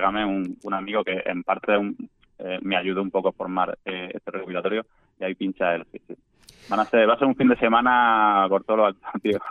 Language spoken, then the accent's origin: Spanish; Andalusia, Spain; cómo me siento yo como andaluz